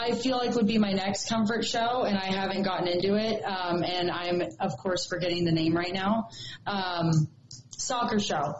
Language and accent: English; California, United States; moved away; I'm a Californian born and raised.